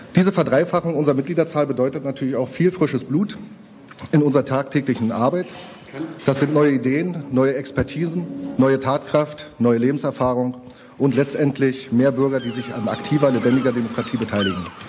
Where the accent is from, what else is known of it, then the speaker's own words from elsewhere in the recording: Altenhof, Brandenburg, Germany; now in Eberswalde, Germany; in der Nähe aus dem Dorf komme ich. Altenhof